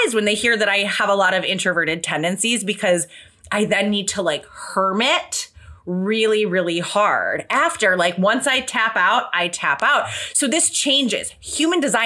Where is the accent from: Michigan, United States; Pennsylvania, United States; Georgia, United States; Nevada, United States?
Michigan, United States; Detroit; We were both born in Detroit.